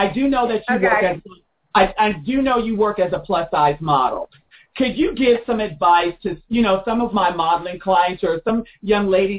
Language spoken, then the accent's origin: English; Chicago, Illinois, United States; also born or lived in Austin; now in Washington, D.C., United States; I'm from Chicago